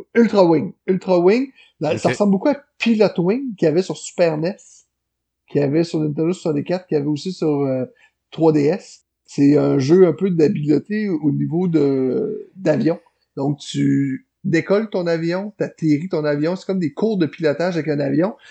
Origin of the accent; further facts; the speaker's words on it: L'Ancienne-Lorette, Quebec, Canada; chez nous à l'ancienne Larette